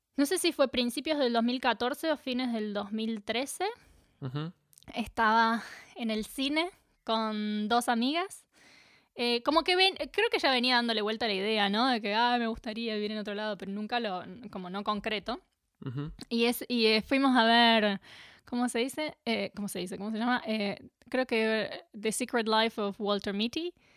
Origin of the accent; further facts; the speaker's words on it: Capilla del Monte, Córdoba, Argentina; moved away as an adult; also born or lived in Buenos Aires, Argentina / New Zealand; now in Melbourne, Australia; crecí en Capilla del Monte, en Córdoba, en Argentina